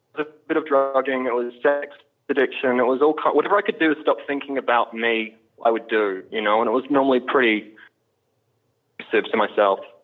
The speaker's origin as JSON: {"language": "English", "country": "Australia", "also_born_or_lived": "Deep South, United States", "moved": "yes", "lives_now": "United States", "said": "I'm from Australia originally."}